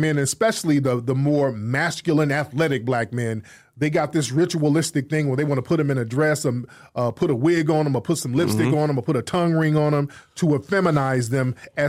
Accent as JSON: {"language": "English", "country": "United States", "said": "we, as Foundation of Black Americans"}